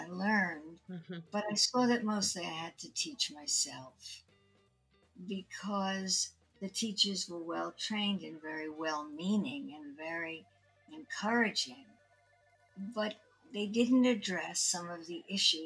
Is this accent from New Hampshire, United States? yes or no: no; New York City, New York, United States; I grew up in Brooklyn, and I read everything that I could at the Brooklyn